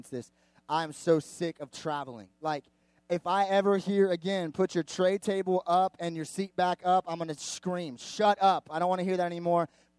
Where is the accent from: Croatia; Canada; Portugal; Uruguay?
Canada; I'm Canadian